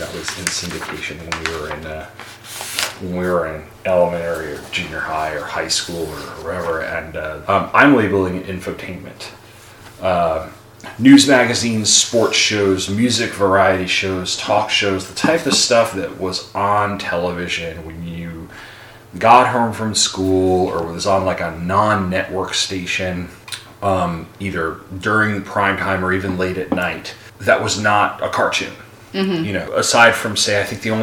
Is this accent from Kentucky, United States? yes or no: no; Long Island, New York, United States; I grew up on Long Island, of course, outside of New York City.